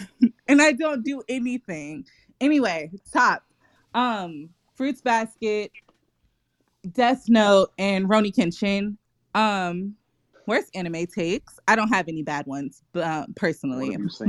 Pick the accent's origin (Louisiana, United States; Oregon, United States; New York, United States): New York, United States; No, I just know. I'm from New York too, so.